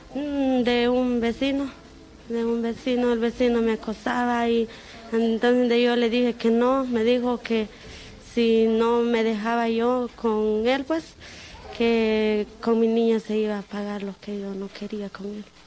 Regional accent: Guatemala; moved away as an adult; vengo de Guatemala.

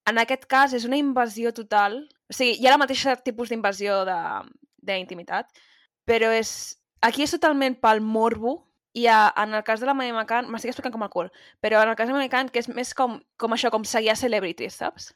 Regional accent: Catalonia, Spain; com a persona catalana

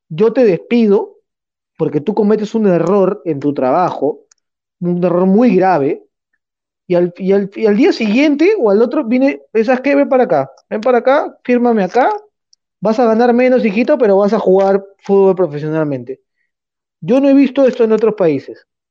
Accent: Peru; nosotros como peruanos

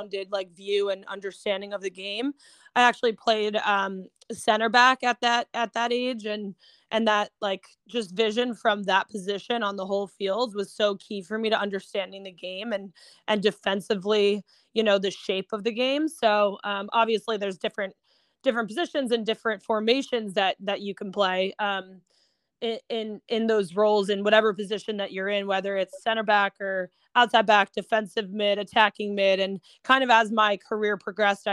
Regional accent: New Jersey, United States; I'm originally from New Jersey, and I started actually playing with the Maroons when I was U8

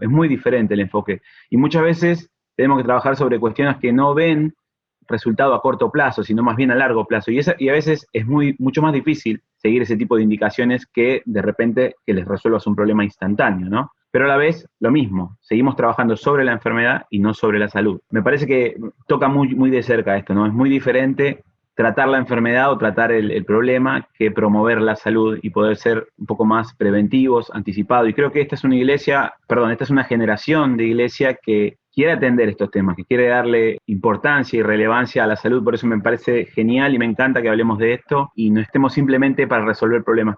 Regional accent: Argentina; Somos dos argentinos acá

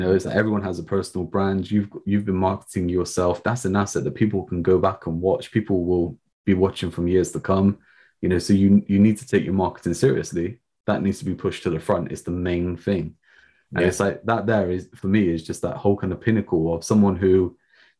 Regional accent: England, United Kingdom; us being English, you know, being British

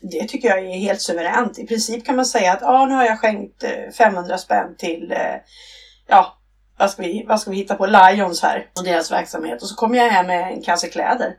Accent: Stockholm, Stockholm County, Sweden; moved away as an adult; now in Blekinge, Sweden; jag är från Stockholm ursprungligen

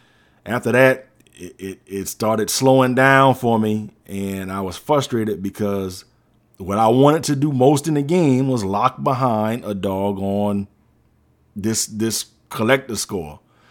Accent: South Carolina, United States; but I'm from the Low Country, y'all know what I'm talking about

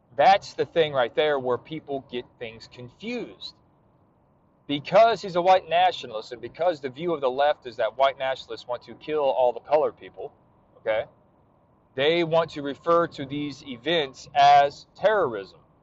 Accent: United States; And I was born in America.

